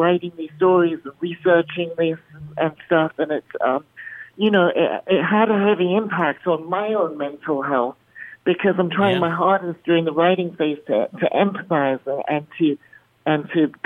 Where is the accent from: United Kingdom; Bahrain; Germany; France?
Bahrain; now in Las Vegas, United States; I grew up in the Middle East in Bahrain, where I was in the minority